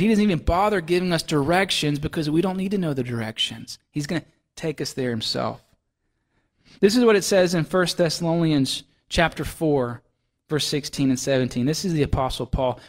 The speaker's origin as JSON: {"language": "English", "town": "Laurel", "region": "Mississippi", "country": "United States", "tie": "born or raised there", "moved": "yes", "lives_now": "Maine, United States", "said": "whenever I go to visit my folks in Mississippi, that's where I'm from"}